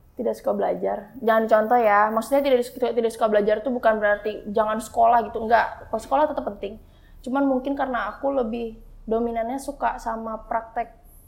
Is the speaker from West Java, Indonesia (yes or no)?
yes; Bogor, West Java, Indonesia; Tinggal di Bogor, lahir di Bogor, dibesarin di Bogor